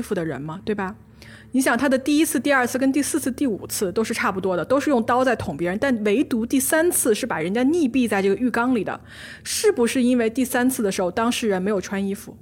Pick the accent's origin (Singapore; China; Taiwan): China; 我们中国人